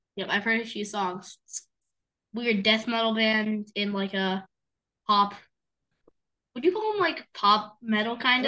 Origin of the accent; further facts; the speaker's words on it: Delaware, United States; we're from Delaware.